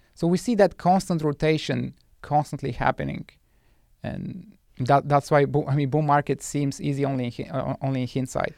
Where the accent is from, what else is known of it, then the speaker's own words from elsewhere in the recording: Bulgaria; moved away as an adult; now in United States; I was born and raised in Bulgaria